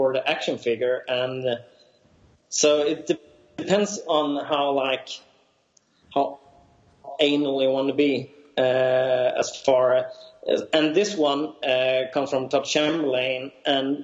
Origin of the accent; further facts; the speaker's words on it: Sweden; accent: Swedish; my Swedish accent